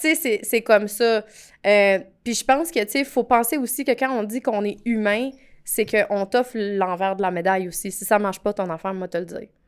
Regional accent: Edmundston, New Brunswick, Canada; je viens du Nouveau-Brunswick. OK. Fait que je, je viens d'une superbe petite ville euh, qui s'appelle Edmundston

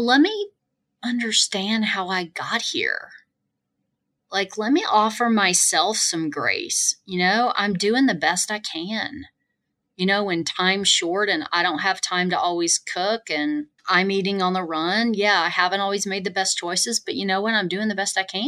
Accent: the South, United States; moved away; I'm originally from the South

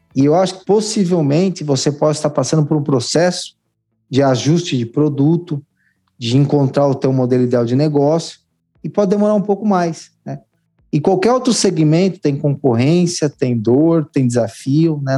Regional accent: São Paulo, Brazil; Eu sou nascido e criado em São Miguel Paulista, extremo leste de São Paulo

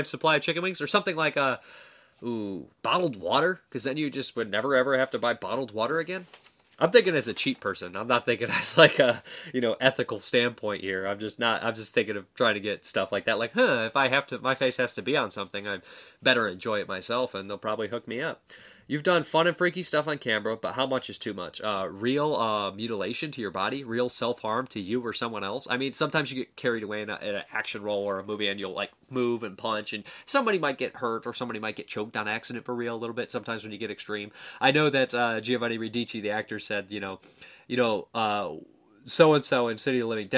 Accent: Toledo, Ohio, United States; I'm from Toledo

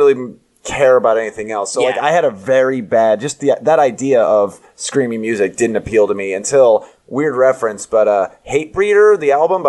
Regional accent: Sacramento, California, United States; I'm from Sacramento

